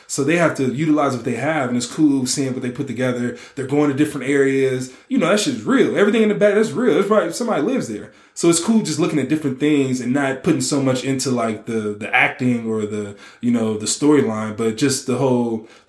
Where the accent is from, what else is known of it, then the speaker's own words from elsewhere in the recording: Nigeria; I rock with those too. I'm Nigerian or whatever.